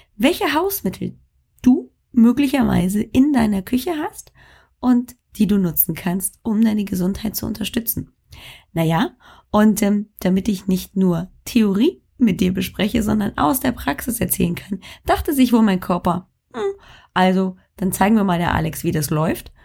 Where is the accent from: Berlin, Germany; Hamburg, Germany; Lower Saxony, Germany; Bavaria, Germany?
Bavaria, Germany; moved away; aus äh, meiner alten Heimat, also Bayern